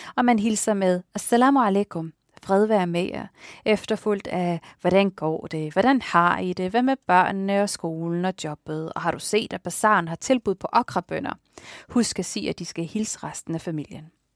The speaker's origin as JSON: {"language": "Danish", "area": "Tåstrupgård", "region": "Capital Region of Denmark", "country": "Denmark", "tie": "born or raised there", "said": "min opvækst i Tostopgård"}